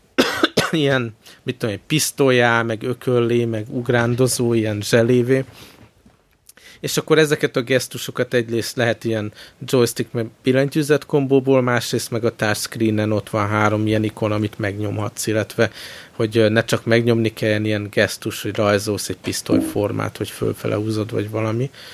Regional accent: Hungary; csak magyarok vagyunk

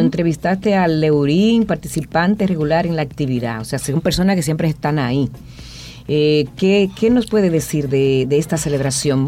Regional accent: Moca, Espaillat, Dominican Republic; Yo me siento muy orgullosa de decir que yo soy de Guausi

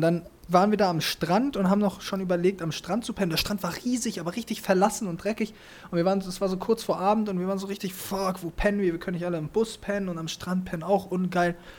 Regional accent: Germany

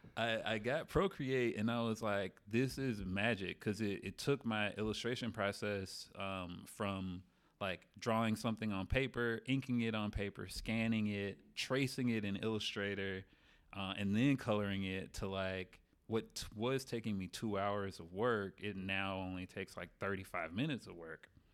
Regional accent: Memphis, Tennessee, United States; moved away as an adult; also born or lived in New Orleans; I'm from Memphis

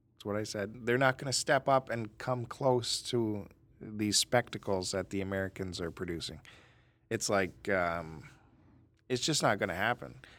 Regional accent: Canada

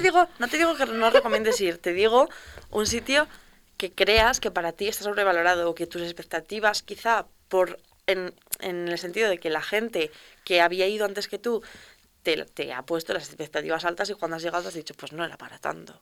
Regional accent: León, Castile and León, Spain; nosotros que somos de León

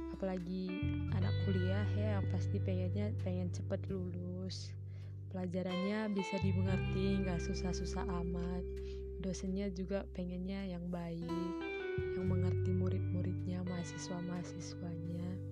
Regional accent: Berastagi, North Sumatra, Indonesia; saya berasal dari Sumatera Utara, tepatnya Tanah Karo, Prestagi

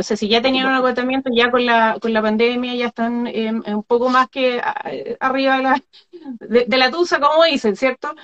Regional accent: Magallanes and Chilean Antarctica, Chile; el ser magallánica. nacida y torcida por el viento.

